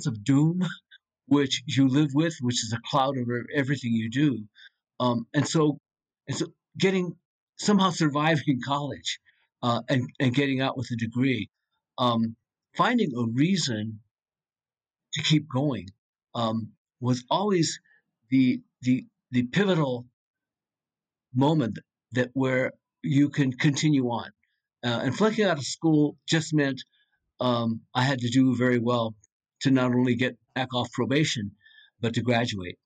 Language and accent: English; United States; as an American